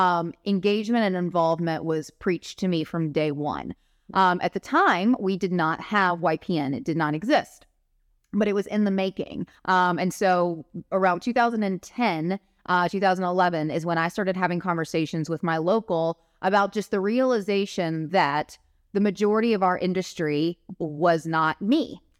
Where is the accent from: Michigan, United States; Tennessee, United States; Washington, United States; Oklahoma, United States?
Tennessee, United States; Memphis; I'm from Memphis, Tennessee, and I'm currently your immediate past chair for the Young Professionals Network Advisory Board of NAR.